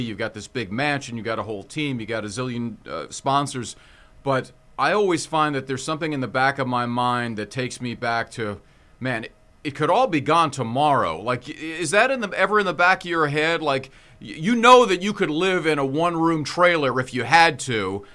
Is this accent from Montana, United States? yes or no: no; Hawaii, United States; I'm from Hawaii